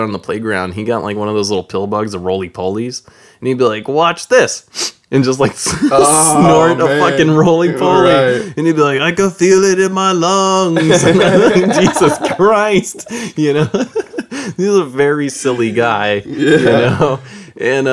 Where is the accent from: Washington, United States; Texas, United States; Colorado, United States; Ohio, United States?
Texas, United States; Growing up in Texas, when I was a little bit older, you know, I was in high school at this point